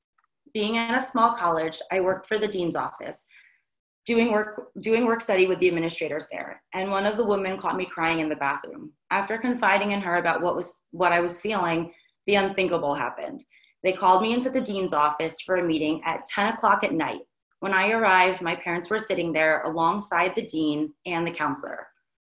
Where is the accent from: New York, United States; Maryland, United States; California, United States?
New York, United States; I'm from New York